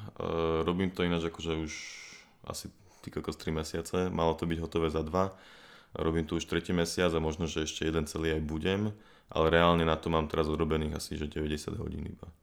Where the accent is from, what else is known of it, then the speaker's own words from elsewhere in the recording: Bratislava, Bratislava Region, Slovakia; also born or lived in United States / Germany; Som tiež z Bratislavy, tiež dlhých dielov. V podstate celý život žijem tu.